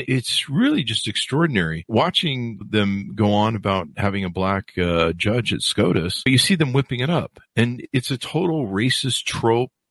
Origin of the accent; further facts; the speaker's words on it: the South, United States; I grew up seeing going in the South and seeing segregated, uh, bathrooms and stuff, fountains.